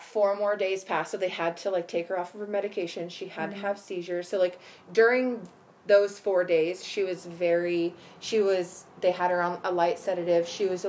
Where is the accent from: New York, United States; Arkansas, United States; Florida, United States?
Florida, United States; I'm from Florida, y'all.